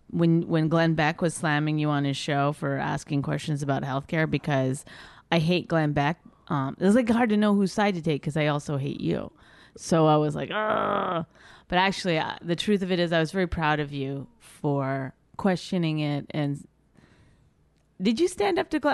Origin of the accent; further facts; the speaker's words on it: Canada; I'm Canadian